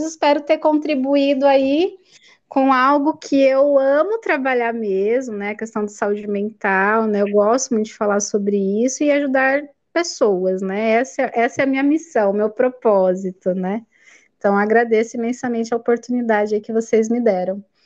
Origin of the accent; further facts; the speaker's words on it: Americana, São Paulo, Brazil; eu sou daqui de Americana, né, interior de São Paulo